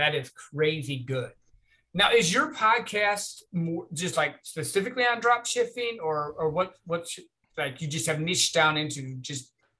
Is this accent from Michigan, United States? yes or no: yes; Michigan, United States; moved away as an adult; now in Texas, United States; when I lived in Michigan, so I'm originally from Michigan and we moved down to Texas.